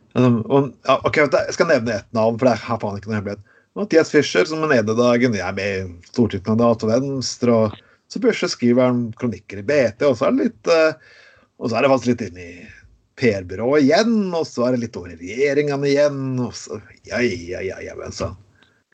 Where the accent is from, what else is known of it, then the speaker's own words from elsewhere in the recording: Skien, Telemark, Norway; Jeg vokste opp i Skien